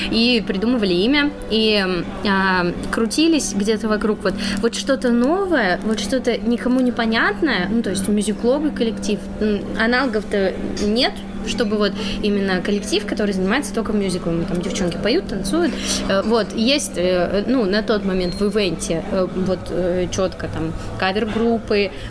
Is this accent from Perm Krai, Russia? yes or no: yes; Perm, Perm Krai, Russia; Потому что я родом из Перми, зарегистрирована в в Перми, и у меня ИП в Перми